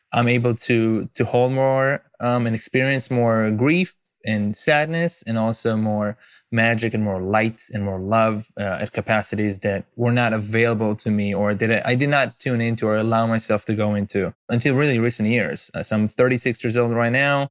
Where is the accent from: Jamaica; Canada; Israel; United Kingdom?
Israel; moved away as an adult; now in United States; I'm originally from Israel